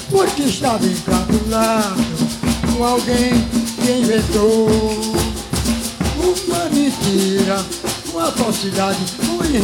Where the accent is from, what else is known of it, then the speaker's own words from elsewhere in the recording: Bom Conselho, Pernambuco, Brazil; also born or lived in Rainha Isabel, Bom Conselho / Garanhuns / Recife / Olinda; Eu sou filho natural de Bom conselho de Papacácio, nasci no município de Rainha Isabel, que é o pequeno quilombo. E, graças a Deus, com 12 anos, com 8 anos de idade, saí de Rainha Isabel para Bom Conselho com, e vim para Garanhuns.